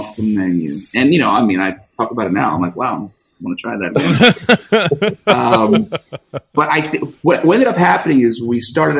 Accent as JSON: {"language": "English", "region": "New Jersey", "country": "United States", "tie": "born or raised there", "moved": "yes", "said": "I grew up in New Jersey eating red sauce."}